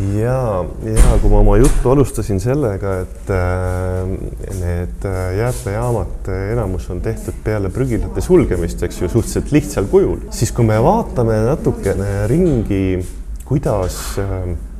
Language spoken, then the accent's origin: Estonian; Põlva, Põlva County, Estonia; also born or lived in Tartu; now in Tallinn, Estonia; ise olen äh, Põlvast pärit ja, ja elan Tartus ja nüüd Tallinnas